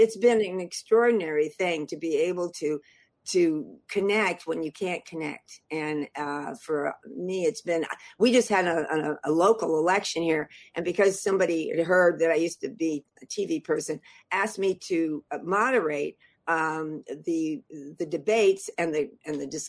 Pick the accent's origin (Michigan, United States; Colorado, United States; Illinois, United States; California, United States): California, United States; Los Angeles; moved away as an adult; now in San Francisco Bay Area, United States; I grew up in Hollywood